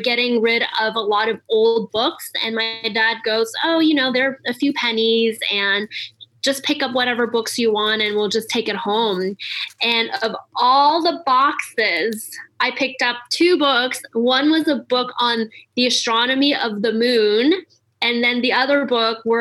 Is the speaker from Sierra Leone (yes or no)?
no; Montreal, Quebec, Canada; I grew up in Montreal, so I learned astrology in French first.